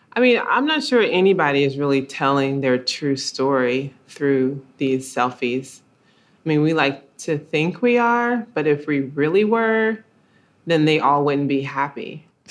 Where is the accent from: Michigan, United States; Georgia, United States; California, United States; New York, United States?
Georgia, United States; Columbus; growing up in Columbus, Georgia